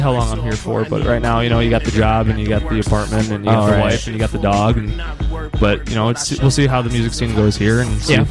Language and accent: English; Plainfield, Illinois, United States; I'm from Plainfield